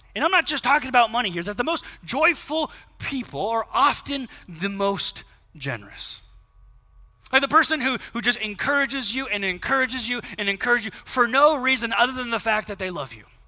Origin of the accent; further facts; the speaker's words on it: United States; as American Christians